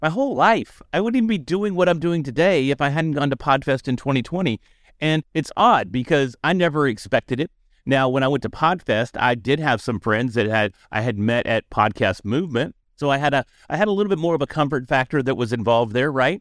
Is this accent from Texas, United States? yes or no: yes; Dallas, Texas, United States; I'm from Dallas